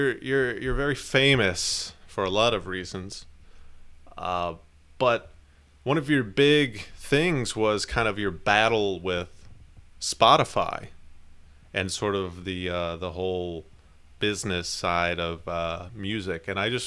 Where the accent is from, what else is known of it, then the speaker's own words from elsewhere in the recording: Pennsylvania, United States; I'm from Pennsylvania. I am not from the South. I moved there to start my music career.